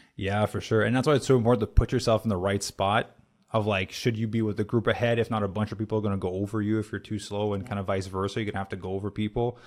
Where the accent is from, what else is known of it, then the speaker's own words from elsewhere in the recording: Canada; moved away; I'm Canadian